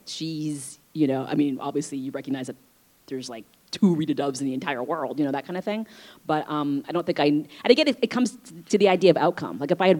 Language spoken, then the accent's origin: English; Vietnam; born there; Obviously, I was born in Vietnam, but as I mentioned, you know, I'm transracially adopted, and so I don't speak Vietnamese. I wasn't raised in an Asian community.